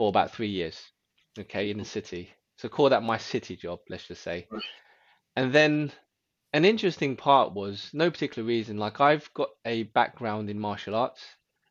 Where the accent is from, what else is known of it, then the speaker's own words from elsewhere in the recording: London, United Kingdom; I actually was born in London. So I grew up in Northwest London around the sort of Camden area.